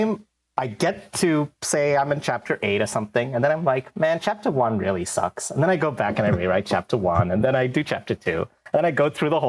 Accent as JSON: {"language": "English", "country": "India", "tie": "born or raised there", "moved": "yes", "said": "When I was growing up in India"}